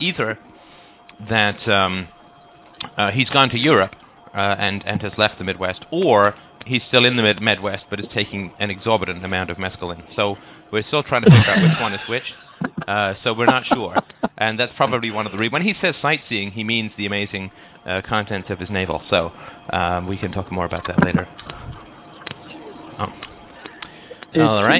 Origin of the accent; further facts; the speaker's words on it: United Kingdom; accent: British; moved away; my British accent after having left the country 25 years ago